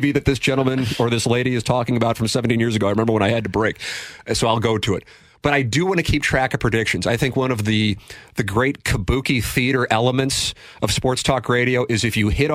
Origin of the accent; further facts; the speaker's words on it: St. Louis, Missouri, United States; I grew up in South City